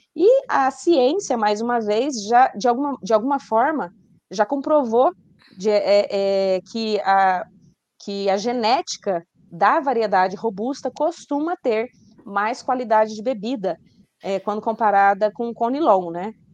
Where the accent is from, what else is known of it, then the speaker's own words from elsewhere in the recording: Rondônia, Brazil; also born or lived in São José dos Campos, São Paulo / Viçosa, Minas Gerais; eu sou paulista, nasci em São José dos Campos, mas eu fui para Rondônia com dois anos de idade. Então, já estou ali naquele estado há quase 40 anos